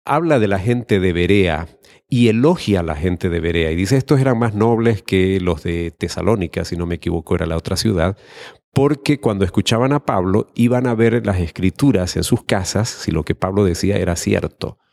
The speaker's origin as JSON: {"language": "Spanish", "town": "Santa Cruz de la Sierra", "region": "Santa Cruz", "country": "Bolivia", "said": "de Santa Cruz de la Sierra, Bolivia"}